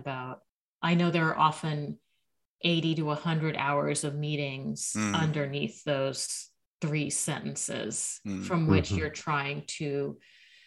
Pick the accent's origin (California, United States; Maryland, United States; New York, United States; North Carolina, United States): California, United States; Los Angeles; growing up in Los Angeles